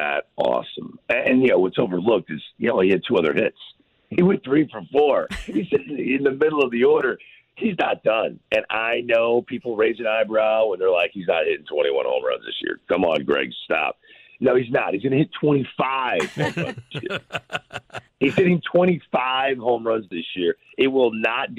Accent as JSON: {"language": "English", "town": "St. Louis", "region": "Missouri", "country": "United States", "tie": "born or raised there", "said": "I grew up watching in St. Louis"}